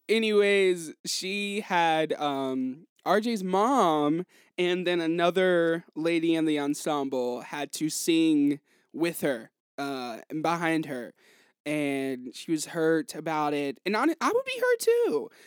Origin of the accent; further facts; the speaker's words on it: Hickory, North Carolina, United States; I'm from Hickory